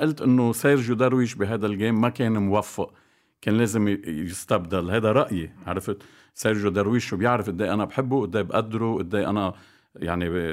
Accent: Bikfaya, Mount Lebanon, Lebanon; انا بضيعتي بكفيا نادي العمل كان نادي فولي بول

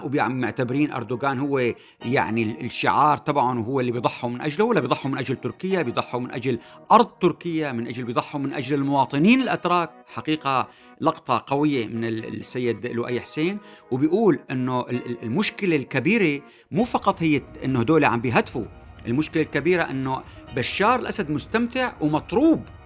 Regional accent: Syria; لنا كسوريين

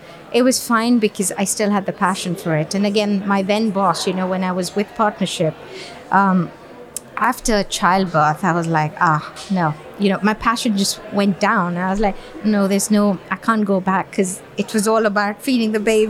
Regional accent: Dubai, United Arab Emirates; also born or lived in Bangalore, India; I was born and raised in Dubai.

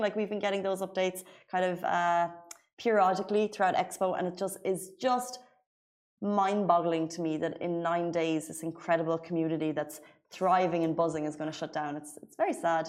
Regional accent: Waterford, Munster, Ireland; moved away as an adult; now in Dubai, United Arab Emirates; I live in Waterford and we say like bye

